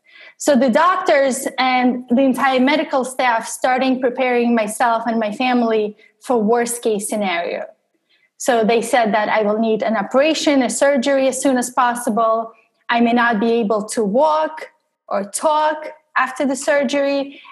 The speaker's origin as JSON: {"language": "English", "country": "Russia", "second_language": "English", "said": "I'm an outsider and I have an accent in English and I'm originally from Russia and I have an accent in Russian as well."}